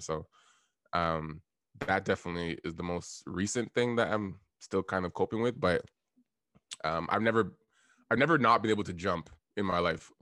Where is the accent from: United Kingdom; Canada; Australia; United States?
Canada; Toronto, Ontario; also born or lived in Ottawa; I live in Toronto right now. Um, I grew up in Scarborough.